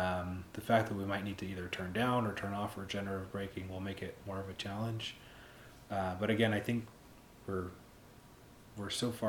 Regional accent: Pittsburgh, Pennsylvania, United States; I came from Pittsburgh, and we get some winter weather, not anything near like what we have up here.

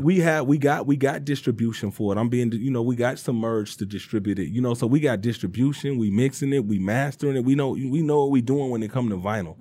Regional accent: Detroit, Michigan, United States; I'm from Detroit.

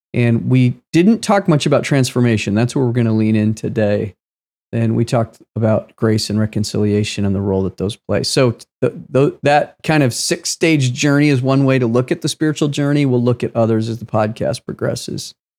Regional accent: United States; I was born in the United States of America

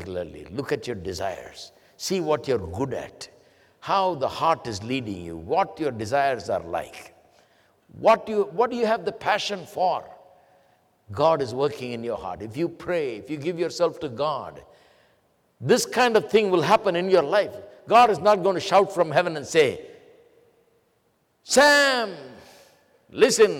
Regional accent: India; English is a second language; moved away as an adult; I studied in English schools in India, so I understood English well.

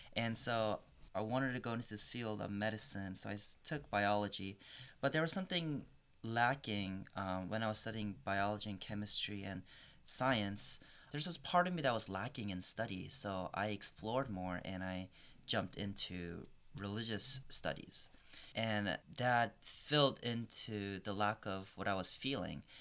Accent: Northern Virginia, United States; moved away as an adult; also born or lived in Korea; now in Portland, United States; I'm from Northern Virginia area, so DC area, the greater DC, Maryland, Virginia, that urban area

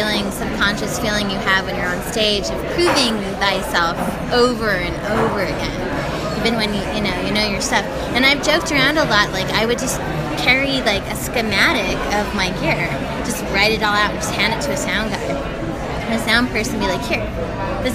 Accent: Albuquerque, New Mexico, United States; I'm from Albuquerque.

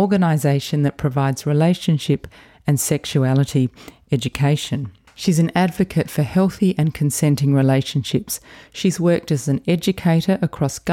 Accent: Adelaide, South Australia, Australia; moved away as an adult; people from Adelaide, to leave for a while and then come back. That's what I did as well

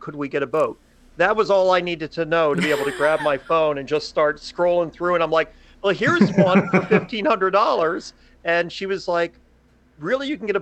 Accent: Maryland, United States; also born or lived in Glen Burnie, Maryland; we're from Maryland, always lived in Maryland

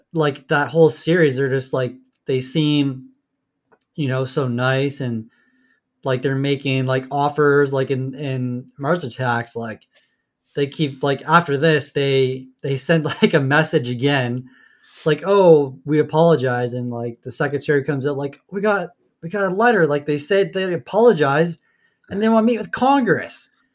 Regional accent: Canada; we're Canadian

